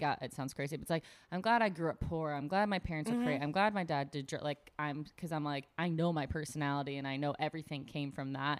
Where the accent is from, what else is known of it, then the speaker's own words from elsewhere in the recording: Buffalo, New York, United States; moved away; also born or lived in Los Angeles; I'm from Buffalo, New York.